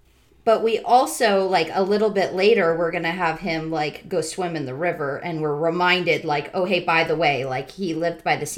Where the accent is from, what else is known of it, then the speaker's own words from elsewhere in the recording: Southern California, United States; moved away; also born or lived in Florida; I grew up in Southern California, between the mountains and the ocean.